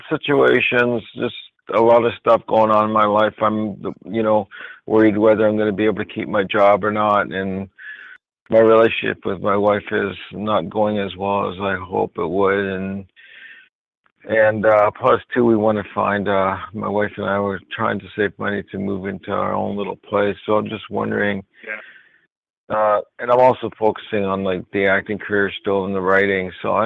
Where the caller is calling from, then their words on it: New York, United States; I'm calling from New York.